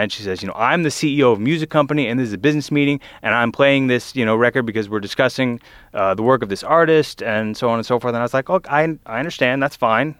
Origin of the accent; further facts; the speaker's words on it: Lafayette, Louisiana, United States; moved away; also born or lived in Vestavia Hills, Alabama; before I lived in Alabama, I grew up in Southern Louisiana in Lafayette